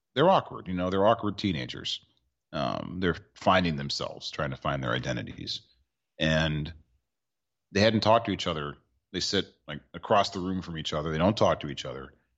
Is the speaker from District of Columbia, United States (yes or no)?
yes; Washington, District of Columbia, United States; here in my hometown for the Commander Skins